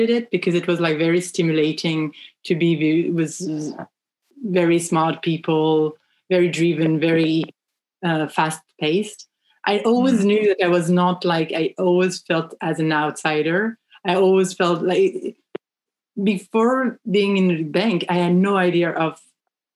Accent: France; accent: French; English is a second language; moved away as an adult; now in United States; I come from France, as you can tell with my accent

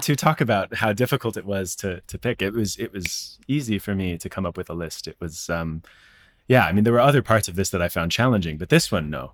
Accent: Tucson, Arizona, United States; growing up in Tucson

